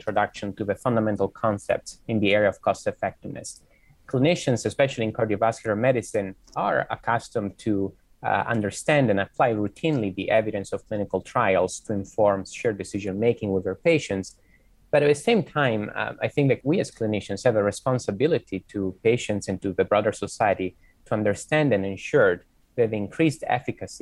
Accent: Italy; now in Boston, United States; I am originally from Italy, but I've done my medical training in the US.

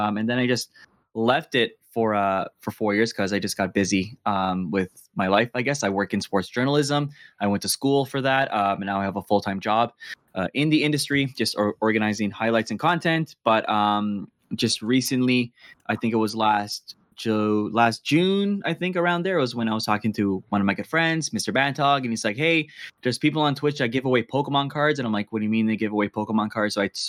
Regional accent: Toronto, Ontario, Canada; We're all from Toronto, Canada. Born and raised here.

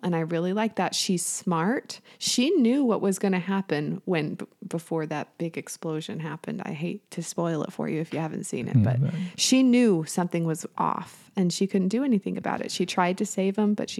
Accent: central Utah, United States; moved away; I'm from Utah, central, Utah.

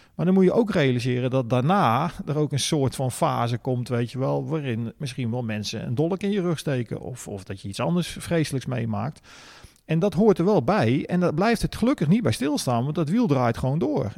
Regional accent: De Meern, Utrecht, Netherlands; geboren in De Meren, vlakbij Utrecht.

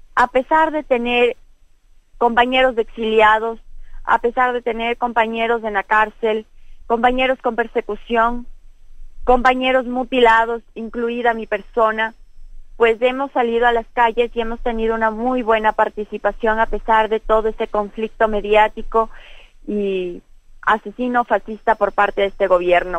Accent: Ecuador; nosotros como pueblo ecuatoriano

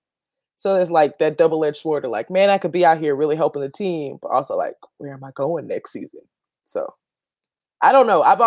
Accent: the South, United States; I'm from the South

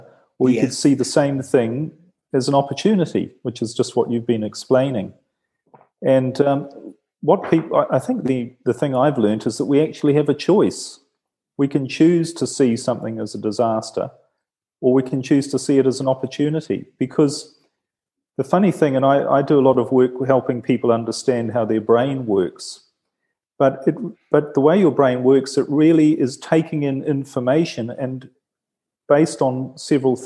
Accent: New Zealand; now in Italy; I'm from New Zealand

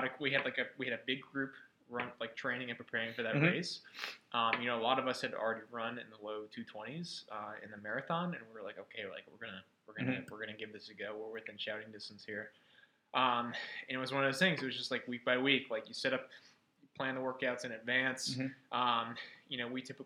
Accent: Atlanta, Georgia, United States; I was born and raised in Atlanta

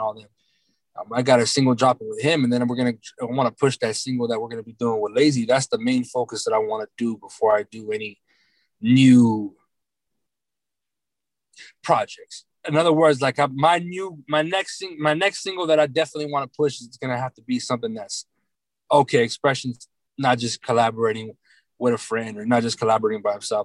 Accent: California, United States; We're both from Cali

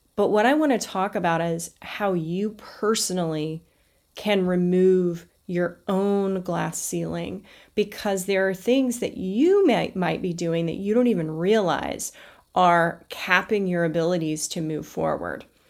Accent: the South, United States; I was raised in the South

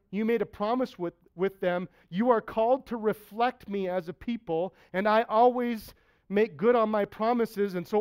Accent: Saskatchewan, Canada; My dad's a farmer. I'm from Saskatchewan

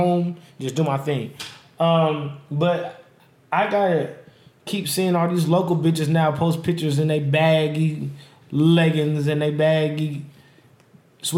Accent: Las Vegas, Nevada, United States; I'm born and raised in Las Vegas

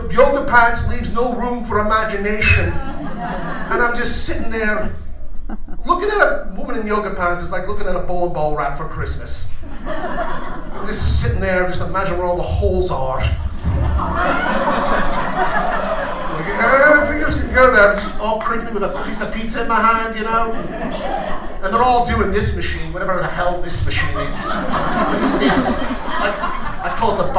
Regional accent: Scotland, United Kingdom; moved away; I'm Scottish.

